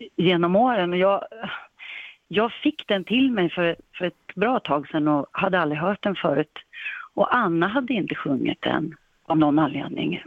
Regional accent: Sundsvall, Västernorrland County, Sweden; moved away as an adult; hemma i Sundsvall där vi är uppväxta

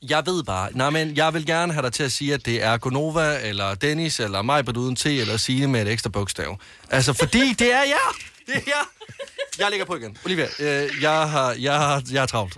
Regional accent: Varde, Southern Denmark, Denmark; jeg kommer fra Varde i Vestjylland.

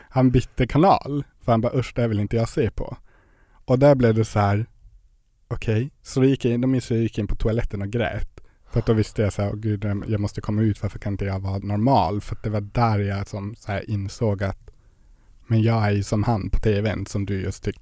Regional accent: Gällivare, Norrbotten County, Sweden; now in Luleå, Sweden; Jag kommer från Gällivare.

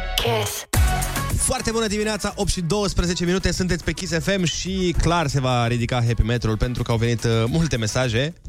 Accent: Suceava, Suceava County, Romania; din același oraș ca și mine

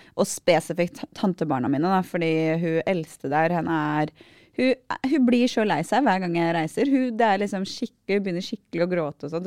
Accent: Aurskog, Akershus, Norway; Vi, vi, er på Aurskog

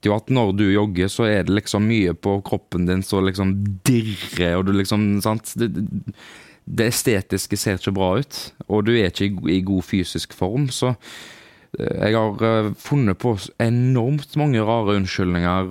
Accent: Haugesund, Rogaland, Norway; moved away; når vi var hjemme i Haugesund

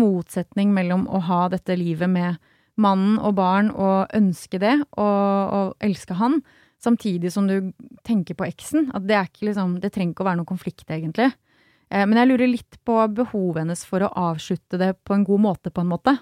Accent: Sørlandet, Agder, Norway; jeg er fra Sørlandet

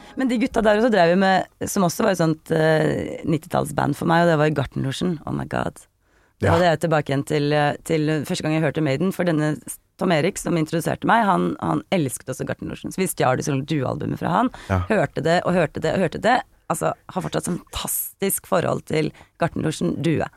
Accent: Kongsvinger, Innlandet, Norway; born or raised there; moved away

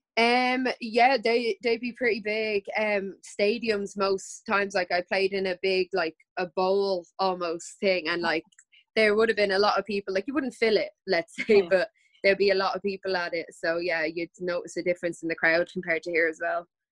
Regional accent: Ireland; also born or lived in United States; We were two only Irish people

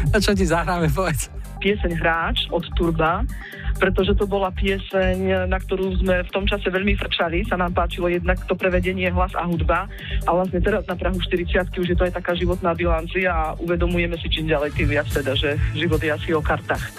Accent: Čierny Balog, Banská Bystrica Region, Slovakia; Pracujem ako živnostník, venujem sa francúzštine a pochádzam z Čierneho balónu.

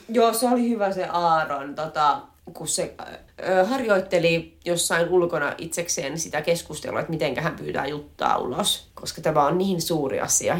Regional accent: inland Finland, Finland; me sisäsuomalaiset

